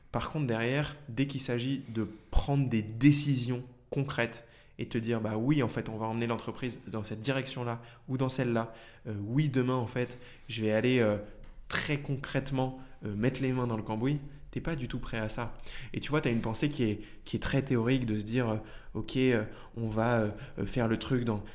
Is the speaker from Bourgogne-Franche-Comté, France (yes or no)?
no; Paris region, Île-de-France, France; j'ai grandi en région parisienne